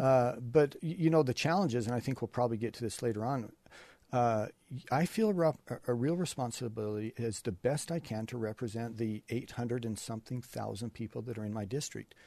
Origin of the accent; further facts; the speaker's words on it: Cache Valley, Utah, United States; I grew up milking cows up in Cache Valley